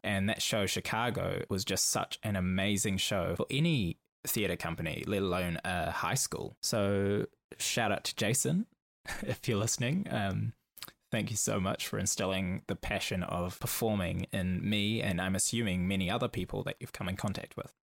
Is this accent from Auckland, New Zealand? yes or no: yes; Auckland, New Zealand; I grew up in Auckland, New Zealand